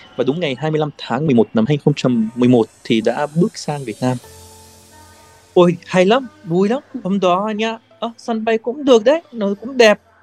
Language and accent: Vietnamese; Palestine; Vietnamese is a second language; moved away as an adult; now in Vietnam; Tôi lần đầu tiên ra khỏi cái làng nhỏ giữa đồi núi toàn cây ô liu